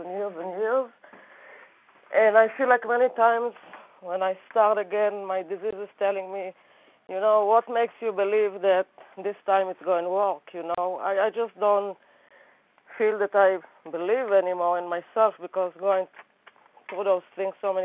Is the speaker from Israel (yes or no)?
yes; Israel; English is a second language; moved away as an adult; now in United States; I'm originally from Israel